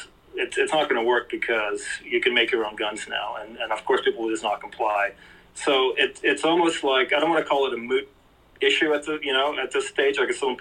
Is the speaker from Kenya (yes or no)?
no; Canada; now in Mexico; in Canada, you know, I'm Canadian. I actually live in Mexico now